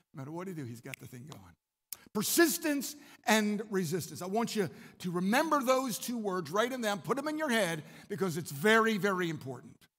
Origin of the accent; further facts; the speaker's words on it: Maryland, United States; I'm from Maryland.